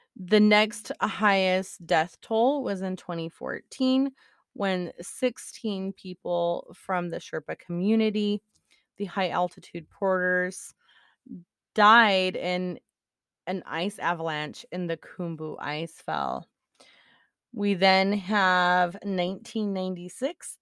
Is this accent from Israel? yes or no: yes; Israel; moved away; I come from Israel